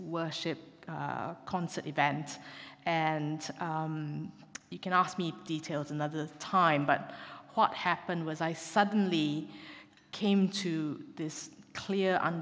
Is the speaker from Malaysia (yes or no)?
yes; Malaysia; moved away as an adult; also born or lived in Glasgow, United Kingdom; now in Exeter, United Kingdom; I am from Malaysia, and I came over to the UK to do my university medical degree at Glasgow University